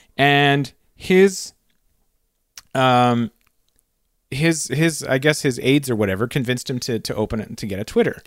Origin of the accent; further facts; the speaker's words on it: Canada; We're Canadian